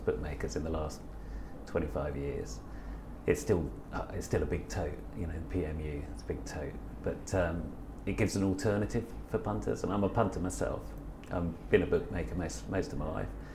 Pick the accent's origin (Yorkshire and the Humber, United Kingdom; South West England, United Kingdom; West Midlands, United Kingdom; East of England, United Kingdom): East of England, United Kingdom; Newmarket; I grew up in Newmarket